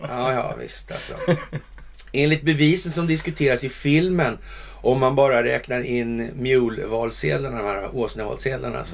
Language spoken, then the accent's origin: Swedish; Sweden; som svensk